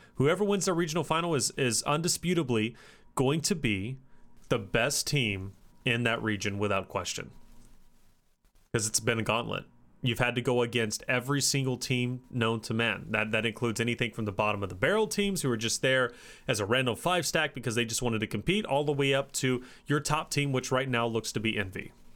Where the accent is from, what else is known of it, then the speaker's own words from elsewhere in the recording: Kentucky, United States; I'm from Kentucky